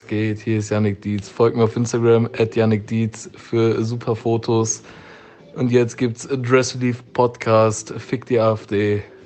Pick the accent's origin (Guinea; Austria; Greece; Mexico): Mexico; now in Munich, Germany; ich bin gebürtiger Mexikaner